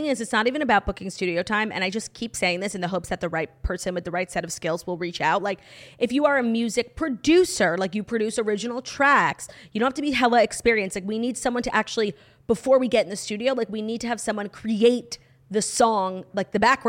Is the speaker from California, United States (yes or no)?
no; New York, United States; I'm originally from New York